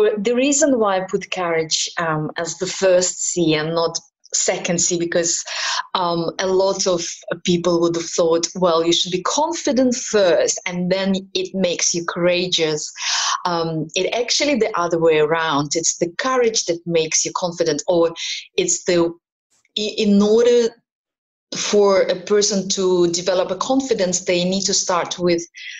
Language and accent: English; Kazakhstan; also born or lived in Ukraine / Middle East; now in Malta; I was born in Ukraine and brought up in Kazakhstan. I'm British national, and I lived in the Middle East all my life before I ended up in Malta.